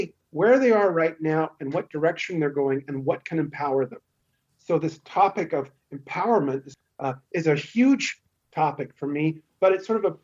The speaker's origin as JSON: {"language": "English", "area": "San Francisco Bay Area", "region": "California", "country": "United States", "tie": "born or raised there", "also_born_or_lived": "Los Angeles, United States", "accent": "Western USA", "moved": "as an adult", "lives_now": "Munich, Germany", "said": "I actually grew up in the San Francisco Bay Area"}